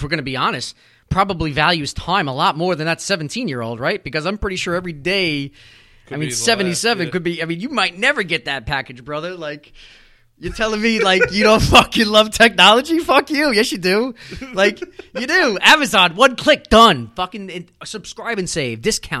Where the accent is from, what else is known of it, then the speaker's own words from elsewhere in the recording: Wantagh, New York, United States; also born or lived in Bellmore, New York; I'm South Shore. I grew up in Wanto. I live in Belmore.